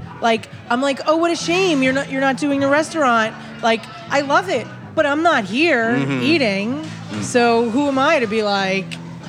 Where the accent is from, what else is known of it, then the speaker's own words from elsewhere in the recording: New York City, New York, United States; I grew up in Brooklyn